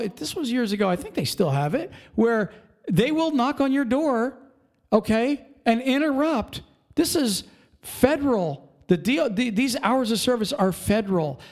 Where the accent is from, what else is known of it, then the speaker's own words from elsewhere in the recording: Pennsylvania, United States; Pennsylvania, we're from Pennsylvania